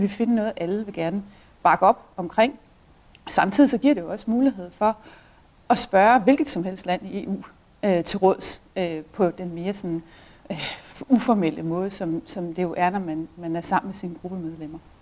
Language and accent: Danish; Denmark